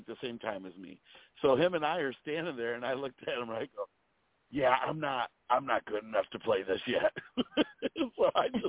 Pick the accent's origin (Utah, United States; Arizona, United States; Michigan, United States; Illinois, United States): Michigan, United States; Pinconning; also born or lived in Detroit, Michigan; now in Florida, United States; Now I'm based out of Florida, but you know, I'm originally from Pinconny, Michigan, which is by Bay City, Saginaw.